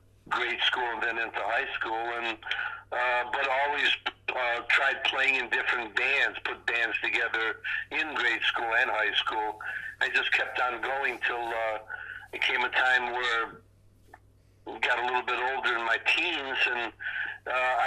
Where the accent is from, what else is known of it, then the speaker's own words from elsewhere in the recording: Detroit, Michigan, United States; Growing up in Detroit